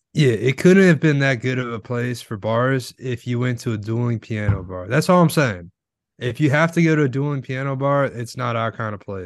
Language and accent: English; Florida, United States; I'm from Florida